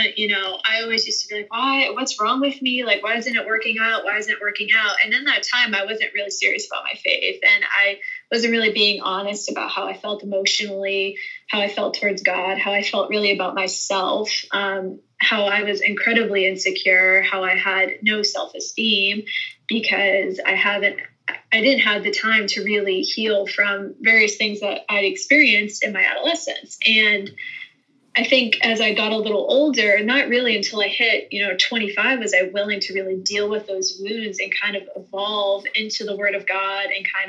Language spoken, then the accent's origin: English; Northeast, United States; moved away as an adult; you know, I'm from the Northeast, so culture is totally different up there when it comes to marriage and relationships than it would be in Texas, which was kind of a culture shock for me when I first moved down here.